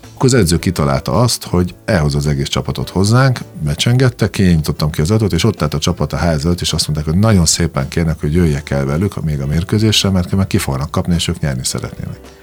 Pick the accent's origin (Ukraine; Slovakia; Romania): Slovakia; Komárno, Nitra Region; moved away as an adult; also born or lived in Dunajská Streda, Slovakia / Spain; now in Hungary; én Dunaszerden születtem, majd utána Komáromba, Komáromba költöztünk édesanyámmal